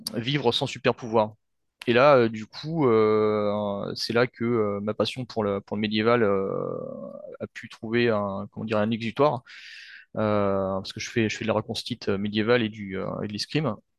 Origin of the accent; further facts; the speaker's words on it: France; je suis d'origine vietnamienne, mais bon, euh, j'ai grandi en France et, euh, je, me sens français